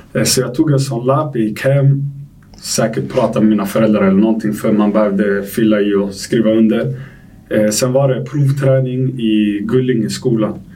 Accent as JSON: {"language": "Swedish", "town": "Stockholm", "region": "Stockholm County", "country": "Sweden", "tie": "born or raised there", "also_born_or_lived": "Algeria", "moved": "yes", "lives_now": "Degerfors, Sweden", "said": "jag är uppväxt i Tensta"}